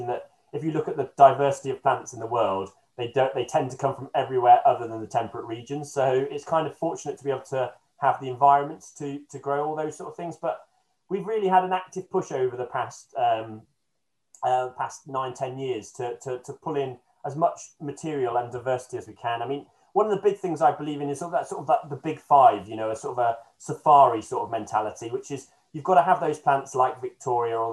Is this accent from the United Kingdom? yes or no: yes; Beeston, East Midlands, United Kingdom; moved away; I come from Nottingham originally, and it was done in a little town next to where I grew up in Beeston